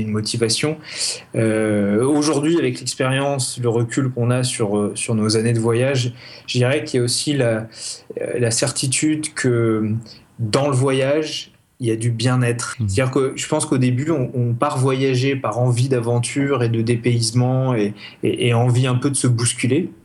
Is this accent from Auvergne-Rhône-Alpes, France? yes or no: yes; Grenoble, Auvergne-Rhône-Alpes, France; chez nous à Grenoble